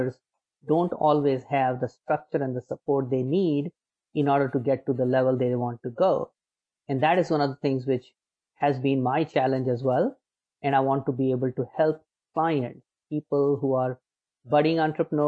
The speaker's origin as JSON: {"language": "English", "town": "Agra", "region": "Uttar Pradesh", "country": "India", "tie": "born or raised there", "moved": "as an adult", "lives_now": "United States", "said": "I was born in India. I was born in a city called Agra, which is famous for Taj Mahal"}